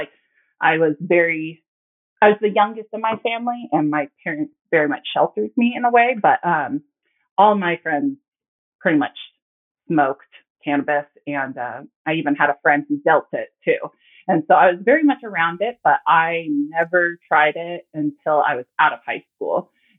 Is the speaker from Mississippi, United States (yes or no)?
no; Gig Harbor, Washington, United States; moved away as an adult; also born or lived in Idaho; now in Utah, United States; So Gig Harbor is where I grew up. It's about an hour southwest of Seattle.